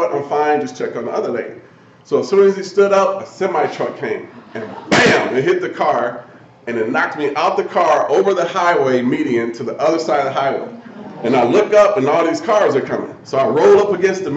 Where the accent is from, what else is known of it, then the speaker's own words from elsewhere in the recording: Omaha, Nebraska, United States; just a guy who was born and raised in Omaha, Nebraska